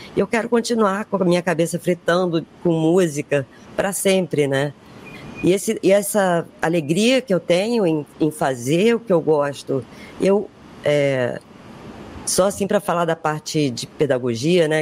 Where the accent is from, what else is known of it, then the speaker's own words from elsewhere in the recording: Brazil; Eu não sou branca, sou brasileira